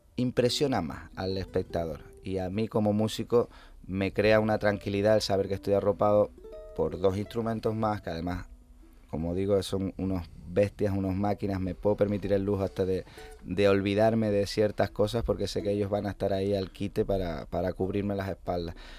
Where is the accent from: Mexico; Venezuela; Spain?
Spain; Canary Islands; moved away as an adult; estuve casi 11 años fuera de aquí